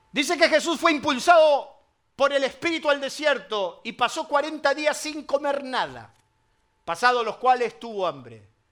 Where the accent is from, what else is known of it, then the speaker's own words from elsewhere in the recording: Argentina; ¿Cómo andamos los argentinos?